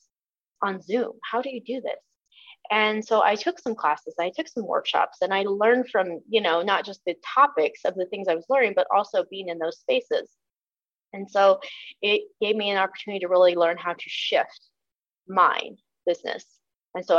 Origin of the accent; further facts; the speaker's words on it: Southern Illinois, United States; I grew up in Southern Illinois.